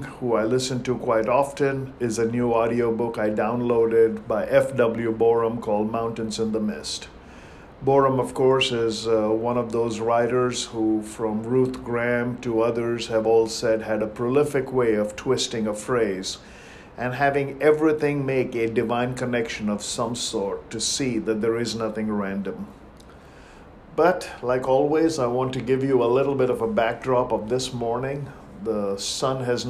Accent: India; moved away as an adult; Growing up in India by the ocean

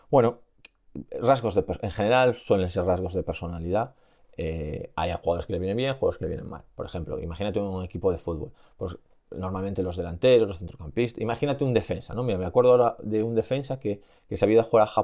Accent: Aragon, Spain; soy de Aragón

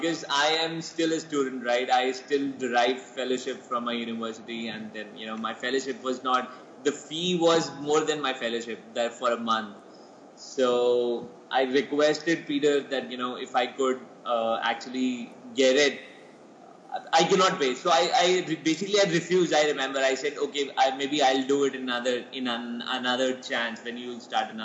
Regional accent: Jammu and Kashmir, India; first language Poonchi; English is a second language; I basically come from Jammu and Kashmir

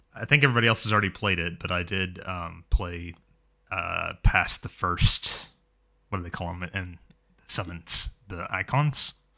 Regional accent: United States; also born or lived in Florida; I am an American. I live in Florida

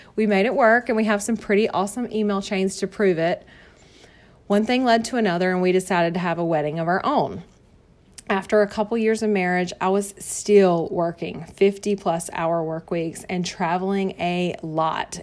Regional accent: North Carolina, United States; accent: Southern; I was born and raised here in North Carolina, hence the Southern accent

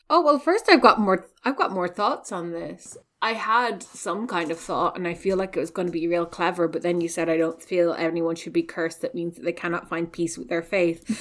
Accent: west of Ireland, Ireland; I'm also from the West, um, you know, I was raised

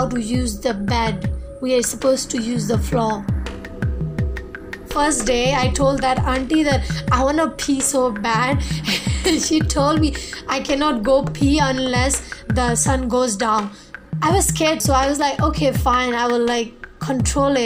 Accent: Northern Shan State, Myanmar; I'm from Myanmar, a small village in Northern Chan State.

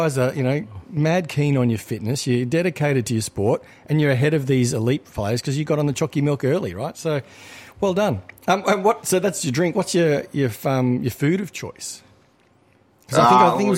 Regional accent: Victoria, Australia; I grew up in Victoria

